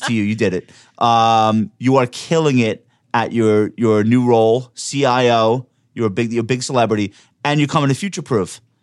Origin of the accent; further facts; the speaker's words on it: New York, United States; I'm a New Yorker.